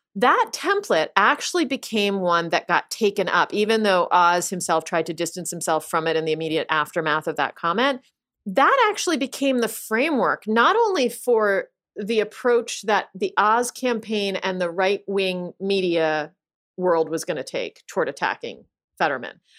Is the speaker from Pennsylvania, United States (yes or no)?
yes; Pennsylvania, United States; I'm from Pennsylvania